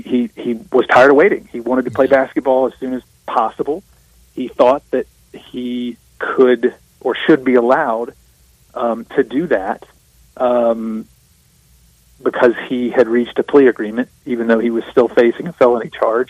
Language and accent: English; South Mississippi, United States; I'm from South Mississippi